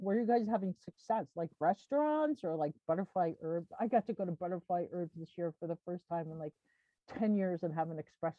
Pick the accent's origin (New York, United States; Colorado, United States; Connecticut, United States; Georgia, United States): New York, United States; Long Island; moved away; I grew up in New York on Long Island.